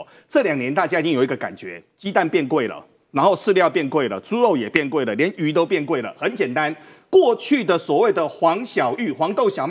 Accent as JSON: {"language": "Chinese", "country": "Taiwan", "said": "但现在对于中国的经济的状况、农民的一个状况，很多事情对我们台湾人来说很难理解的。"}